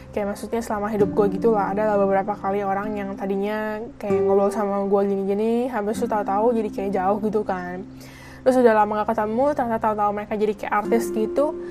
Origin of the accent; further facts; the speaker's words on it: Jakarta, Indonesia; terus anak Indonya tuh nggak cuma dari Jakarta doang gue kan dari Jakarta